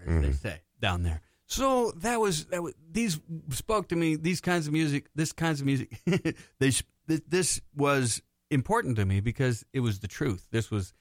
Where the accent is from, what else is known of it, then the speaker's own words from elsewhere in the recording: Knoxville, Tennessee, United States; moved away as an adult; also born or lived in Northfield, Minnesota; now in Twin Cities, United States; I'm from Knoxville, Tennessee. Originally, I came up here to go to school in Northfield